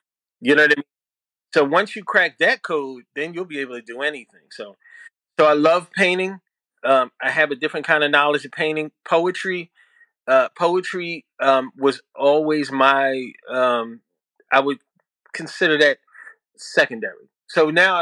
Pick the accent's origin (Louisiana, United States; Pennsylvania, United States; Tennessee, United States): Pennsylvania, United States; Philadelphia; moved away as an adult; now in Lawnside, United States; I grew up in South Philly, born and raised, and proud to be a South Philly dude.